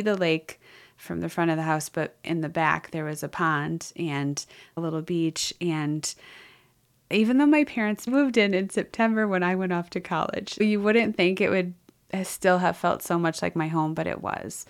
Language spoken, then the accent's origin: English; Wisconsin, United States; I grew up in Wisconsin